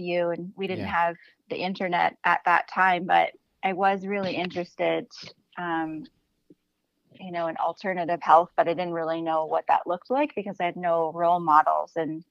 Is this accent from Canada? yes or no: yes; Canada; now in Los Angeles, United States; I'm from Canada